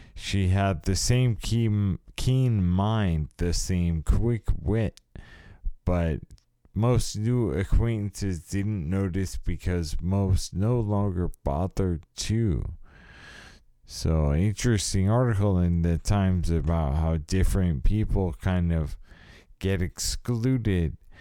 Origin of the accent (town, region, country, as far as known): California, United States